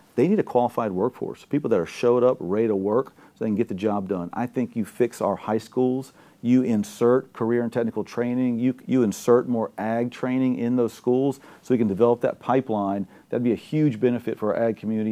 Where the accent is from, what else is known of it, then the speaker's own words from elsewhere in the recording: Gonzales, Louisiana, United States; I'm from Gonzales, Louisiana, Ascension Parish.